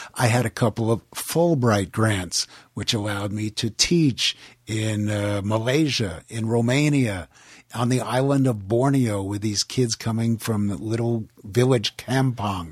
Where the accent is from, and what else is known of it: Levittown, New York, United States; born or raised there; also born or lived in Queens, New York; now in Los Angeles, United States